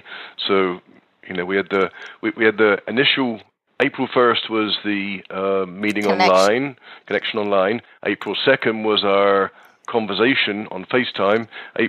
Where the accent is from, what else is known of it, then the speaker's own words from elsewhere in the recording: London, United Kingdom; accent: British; moved away as an adult; also born or lived in San Francisco; now in Nashville, United States; So I'm from London a long time ago, but I've been in the US for over 30 years, and I spent a lot of time in San Francisco, but moved to Nashville about 5 years ago.